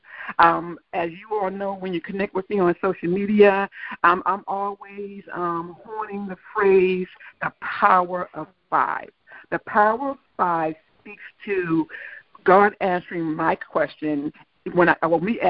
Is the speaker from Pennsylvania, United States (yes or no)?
no; Calvert County, Maryland, United States; I was 5 years old playing on the church ground in Calvert County, my hometown